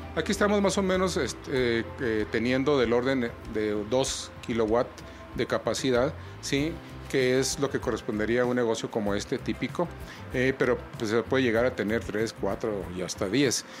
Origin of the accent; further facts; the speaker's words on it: Mexico; en nuestro país